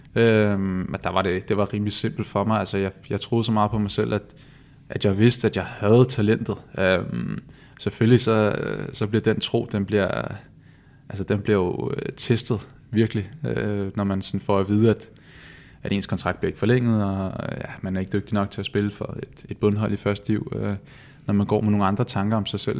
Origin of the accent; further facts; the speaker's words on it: Copenhagen, Capital Region of Denmark, Denmark; moved away as an adult; now in Odense, Denmark; jeg er født i København